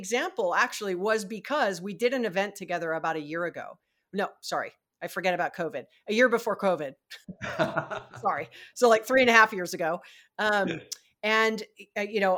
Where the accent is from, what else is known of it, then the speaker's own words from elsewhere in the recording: Hawaii, United States; moved away; I was raised in Hawaii